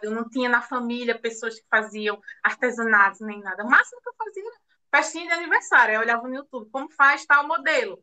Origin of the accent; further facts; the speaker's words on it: Recife, Pernambuco, Brazil; now in Caruaru, Brazil; eu sou de Recife, nasci em Recife, Pernambuco, mas hoje eu moro em Caruaru